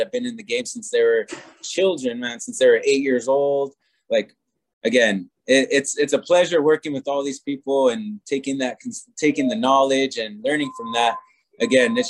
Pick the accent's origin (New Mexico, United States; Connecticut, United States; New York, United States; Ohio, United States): New Mexico, United States; Santa Fe; I am from Santa Fe